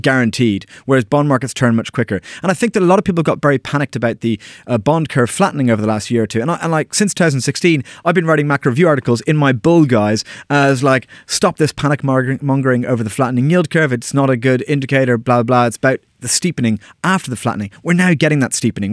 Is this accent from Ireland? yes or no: yes; Ireland; moved away; all my friends back in Ireland